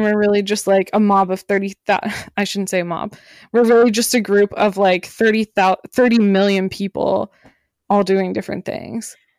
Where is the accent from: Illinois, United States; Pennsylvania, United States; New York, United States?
Pennsylvania, United States; Pittsburgh; I was born in Pittsburgh, Pennsylvania